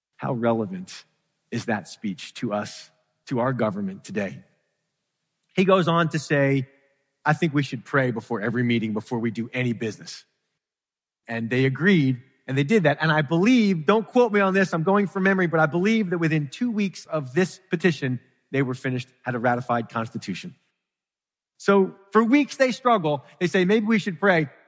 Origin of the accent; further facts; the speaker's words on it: Philadelphia, Pennsylvania, United States; I grew up in Philadelphia